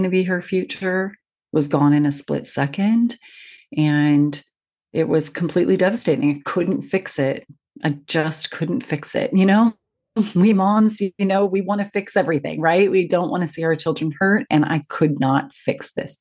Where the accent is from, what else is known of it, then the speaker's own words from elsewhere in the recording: Seattle, Washington, United States; now in United Kingdom; I live in the UK, but I'm from Seattle